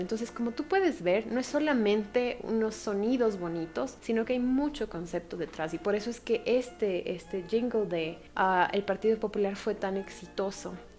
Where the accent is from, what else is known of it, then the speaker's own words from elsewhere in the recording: Ecuador; como ecuatorianos exportamos